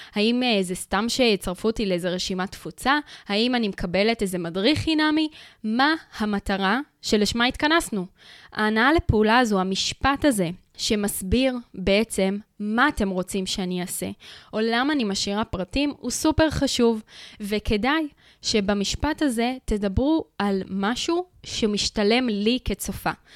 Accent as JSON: {"language": "Hebrew", "country": "Israel", "said": "אנחנו קהל ישראלי"}